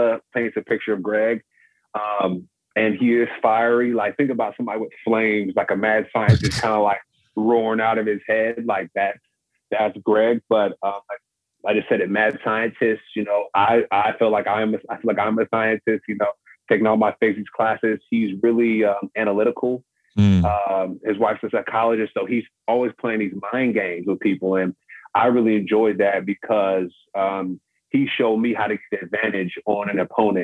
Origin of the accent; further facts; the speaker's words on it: California, United States; I'm from California